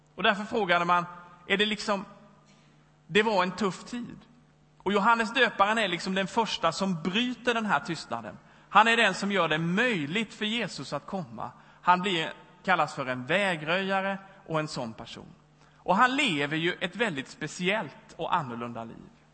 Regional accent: Växjö, Kronoberg County, Sweden; moved away as an adult; also born or lived in Lund / Stockholm / Sundbyberg; now in Gothenburg, Sweden; Jag kommer från Småland i Växjö

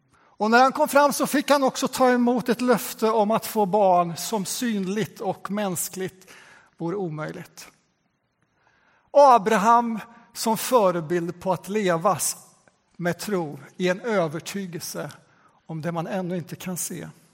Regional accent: Västgöta Plain, Västra Götaland, Sweden; ett av de missionskapell som jag växte upp i på Västgötaslätten

